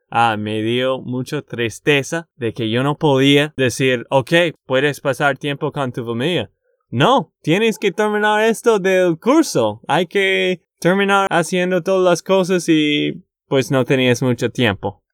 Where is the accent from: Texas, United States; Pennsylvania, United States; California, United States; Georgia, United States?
Texas, United States; de Texas, Estados Unidos